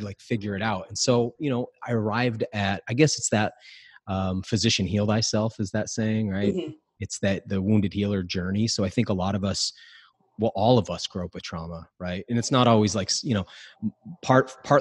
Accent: New England, United States; So I grew up in New England, but I grew up real poor

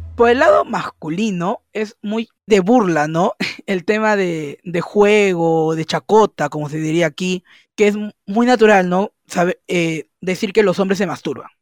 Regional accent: Peru; soy de Perú

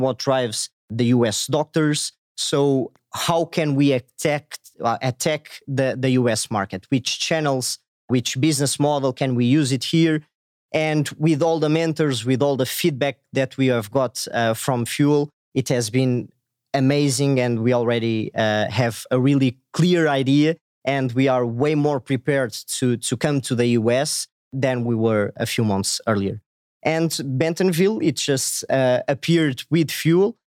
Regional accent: Portugal; I'm from Portugal, a small country in Europe.

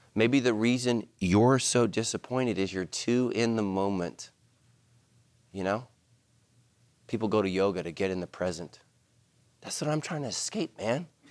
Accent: Ireland; We're Irish.

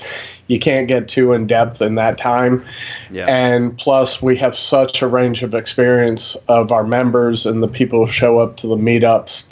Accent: Northern Virginia, United States; moved away as an adult; also born or lived in Nebraska; I grew up in Northern Virginia.

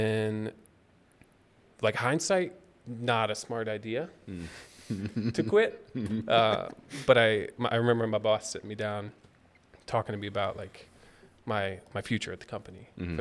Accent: Kansas, United States; moved away as an adult; also born or lived in Chicago; I grew up in Kansas, went to KU

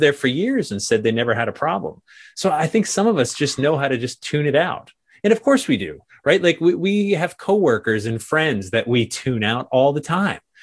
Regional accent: New England, United States; growing up in New England

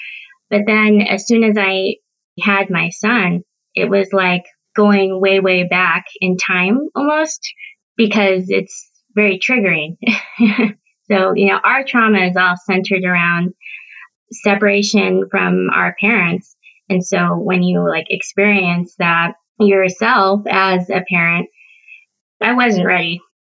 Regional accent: South Korea; born there; moved away; I can't just tell them one time about how I'm adopted from Korea.

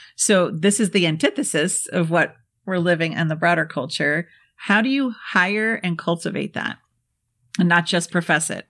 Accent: Midwest, United States; I'm from the Midwest

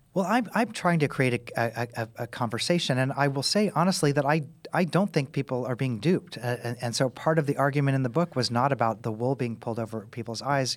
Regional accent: Kansas City, United States; now in Tennessee, United States; I'm from Kansas City. I live in Tennessee

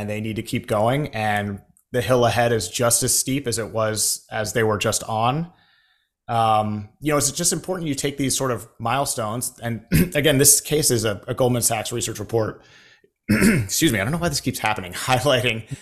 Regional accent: United States; we are both Americans.

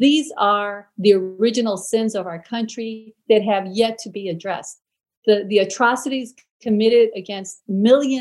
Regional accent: United States; as an American

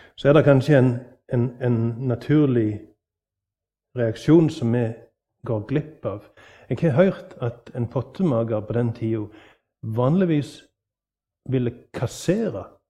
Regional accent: Norway; På min dialekt hjemme på Vatland

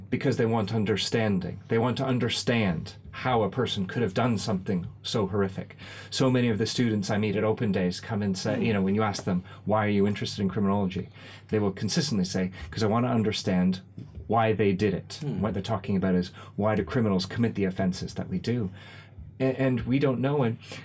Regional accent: Canada; now in United Kingdom; I grew up in Canada where we ate all of this food

